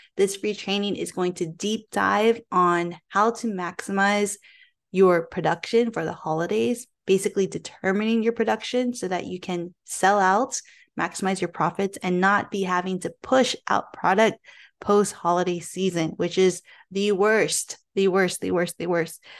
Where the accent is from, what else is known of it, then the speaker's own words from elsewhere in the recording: Philippines; me being Filipino myself